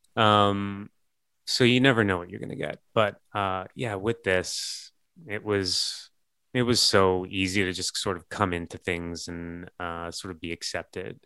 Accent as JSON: {"language": "English", "country": "Canada", "tie": "born or raised there", "said": "growing up in Canada"}